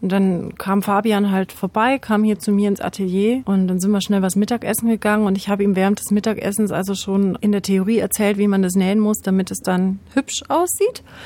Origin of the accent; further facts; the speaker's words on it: Munich, Bavaria, Germany; moved away as an adult; now in Erlangen, Germany; Ich komme aus München